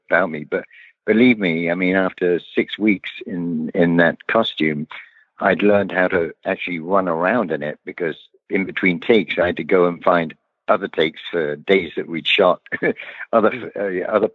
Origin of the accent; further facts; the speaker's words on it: Leamington Spa, West Midlands, United Kingdom; where I was raised in Leamington Spa